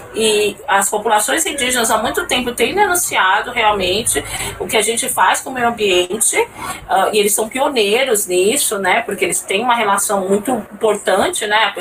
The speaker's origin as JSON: {"language": "Portuguese", "region": "São Paulo", "country": "Brazil", "moved": "as an adult", "lives_now": "Brasília, Brazil", "said": "Eu não sou de Brasília, mas eu moro aqui há 10 anos, eu sou de São Paulo"}